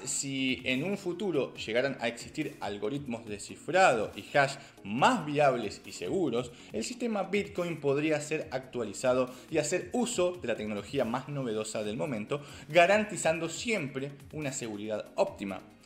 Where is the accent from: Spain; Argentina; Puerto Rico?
Argentina; como argentino